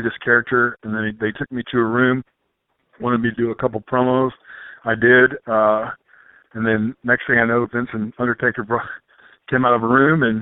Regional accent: Memphis, Tennessee, United States; I grew up in Memphis, Tennessee

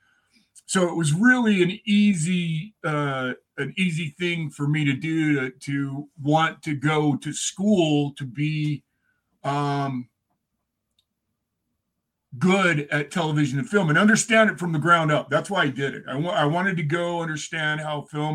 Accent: Utah, United States; also born or lived in Iowa; We lived in Utah

